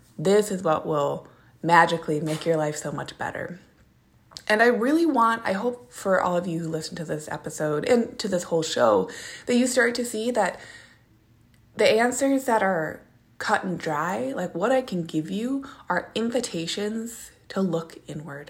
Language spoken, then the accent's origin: English; Minneapolis, Minnesota, United States; moved away; I'm from Minneapolis, Minnesota